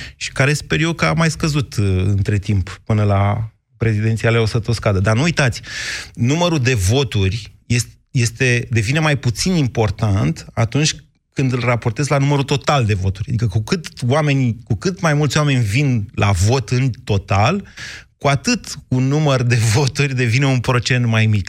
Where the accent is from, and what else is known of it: Romania